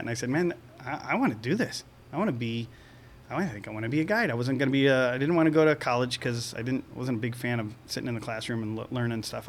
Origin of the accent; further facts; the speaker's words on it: Venice, Florida, United States; I grew up in Venice, Florida, on the west coast and near the intercoastal waterway